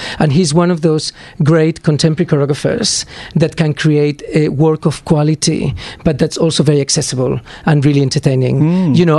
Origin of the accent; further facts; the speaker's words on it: Barcelona, Catalonia, Spain; now in Australia; I was born in Barcelona, actually.